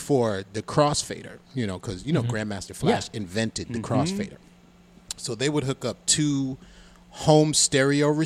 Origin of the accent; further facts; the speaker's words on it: New York City, New York, United States; I grew up in the Bronx